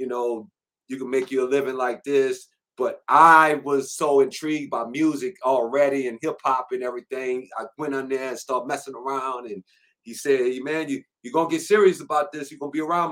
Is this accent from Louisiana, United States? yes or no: yes; New Orleans, Louisiana, United States; I'm from New Orleans, Louisiana, Seventh Ward to be exact